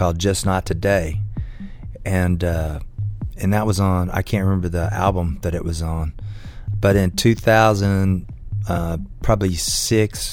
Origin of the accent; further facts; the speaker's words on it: Southern Illinois, United States; moved away as an adult; now in Nashville, United States; I was from Southern Illinois